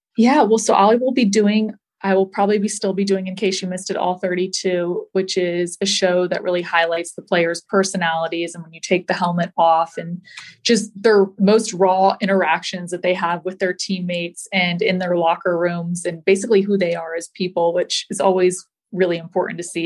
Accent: the South, United States; also born or lived in Georgia; Growing up in the South

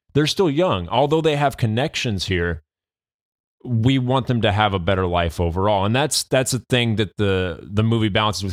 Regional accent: United States; we as the, as the American people

